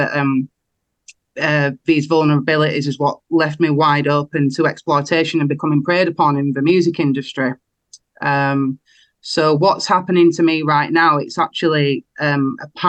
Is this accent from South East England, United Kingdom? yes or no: no; Wakefield, Yorkshire and the Humber, United Kingdom; I come from Wakefield.